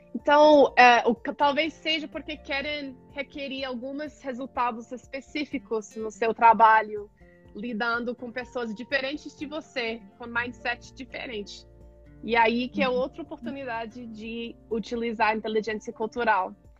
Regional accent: Colorado, United States; Portuguese is a second language; moved away as an adult; also born or lived in California / Oregon / Ecuador; now in Brazil; Sou dos Estados Unidos, originalmente do Colorado, mas já morei em Califórnia, em Oregon também

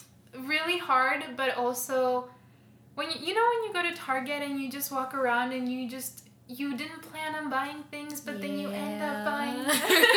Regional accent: Minnesota, United States; also born or lived in Guatemala; No, I was born here in Minnesota. So, and then when I was 5, we moved to Guatemala. And then I lived there for 6 to 7 years, and then I moved back here.

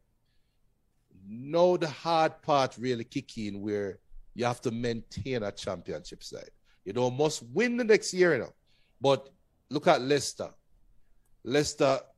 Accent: Jamaica

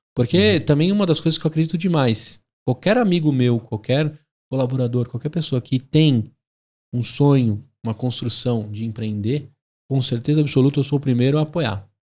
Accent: São Paulo, Brazil; eu sou paulistano

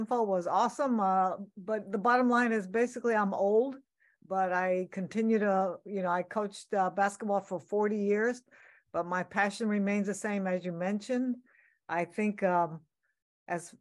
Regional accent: Sacramento, California, United States; Growing up in Sacramento, California, which is my hometown

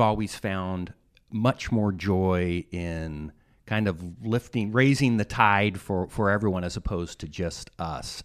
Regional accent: Utah, United States; I was from Utah

